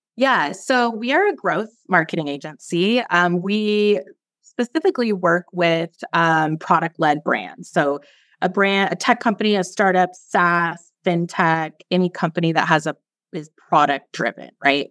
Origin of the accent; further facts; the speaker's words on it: Seattle, Washington, United States; moved away as an adult; also born or lived in San Francisco / Belize; now in Roatan, Honduras; I grew up in Seattle, and it's super rainy there